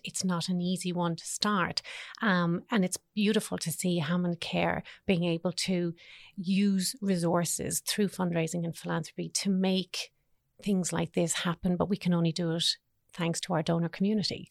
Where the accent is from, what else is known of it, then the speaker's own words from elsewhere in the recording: Ireland; now in Australia; us being Irish